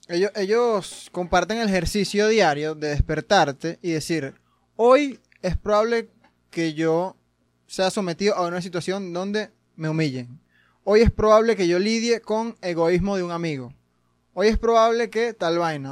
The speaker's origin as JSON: {"language": "Spanish", "country": "Venezuela", "said": "yo que soy venezolano"}